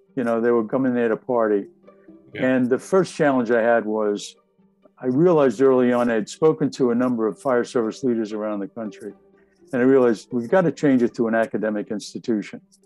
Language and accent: English; Jersey City, New Jersey, United States; I grew up in Jersey City